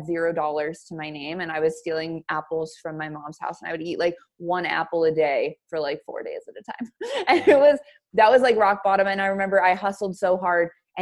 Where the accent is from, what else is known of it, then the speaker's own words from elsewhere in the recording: Billings, Montana, United States; moved away as an adult; Originally, I'm from Billings, Montana